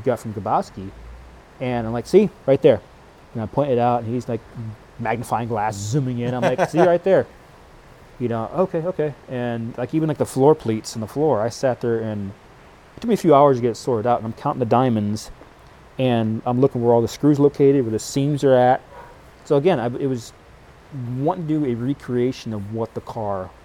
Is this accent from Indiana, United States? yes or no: yes; Indiana, United States; I'm from Indiana